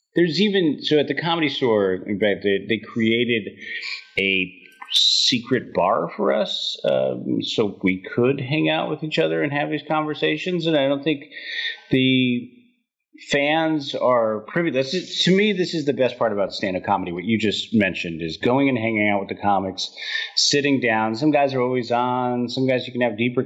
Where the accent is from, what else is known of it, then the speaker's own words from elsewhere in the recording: San Francisco, California, United States; born and raised in San Francisco